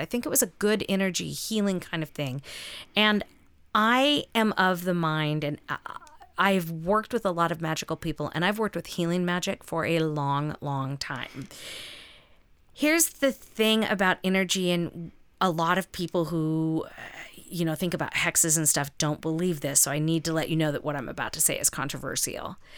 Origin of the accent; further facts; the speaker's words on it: the South, United States; I grew up in the South